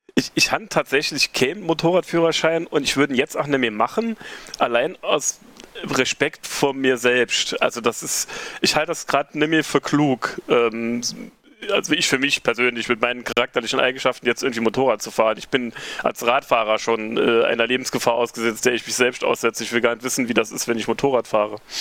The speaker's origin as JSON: {"language": "German", "town": "Reimsbach", "region": "Saarland", "country": "Germany", "moved": "yes", "lives_now": "Saarbrücken, Germany", "said": "lebe dort seit jetzt über 20 Jahren, komme eigentlich auch vom Land. Der Saarbrücker bezeichnet das als Nordsaarland, aber ich komme aus Reimsbach."}